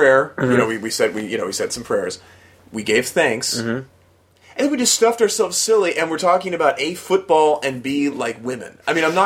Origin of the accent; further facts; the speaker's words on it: West Coast, United States; growing up on the West Coast